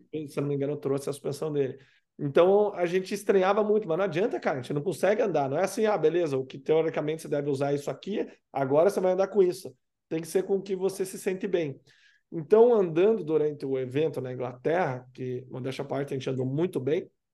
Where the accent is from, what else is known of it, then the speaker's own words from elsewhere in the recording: Curitiba, Paraná, Brazil; eu cresci em Curitiba, obviamente, moro aqui